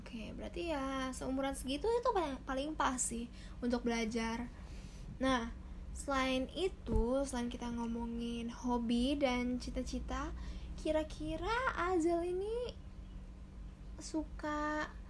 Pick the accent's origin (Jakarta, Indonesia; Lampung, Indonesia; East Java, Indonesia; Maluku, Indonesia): Jakarta, Indonesia; saya orang Jakarta.